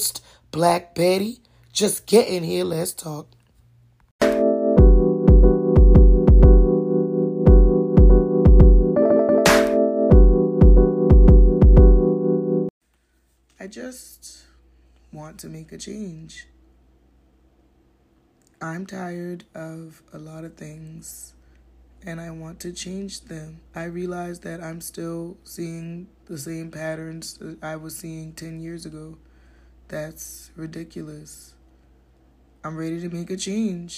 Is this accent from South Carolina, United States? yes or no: yes; Charleston, South Carolina, United States; some Gullah Geechee gal hailing from Charleston, South Carolina. I'm a rapper, singer, actor, and comedian telling stand-up jokes all over town, right in my hometown, Charleston, South Carolina